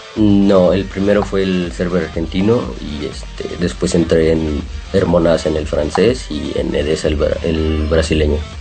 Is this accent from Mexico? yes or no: yes; San Luis Potosí, Mexico; born or raised there